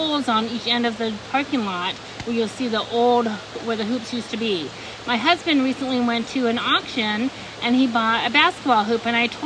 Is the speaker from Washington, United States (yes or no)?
yes; Washington, United States; moved away as an adult; also born or lived in Italy / Florida; now in Tennessee, United States; I was born raised in Washington State. I grew up with the woods all around me